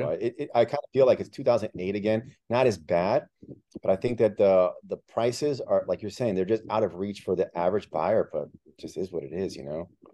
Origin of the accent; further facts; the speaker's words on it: Miami, Florida, United States; English is a second language; moved away as an adult; also born or lived in Peru; I'm from Miami